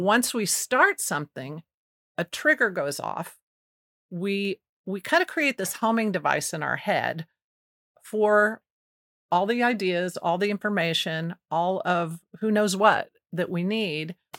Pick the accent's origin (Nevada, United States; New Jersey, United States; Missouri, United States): Missouri, United States; Kansas City; my mom moved us here to take a job at the Kansas City Star as a typesetter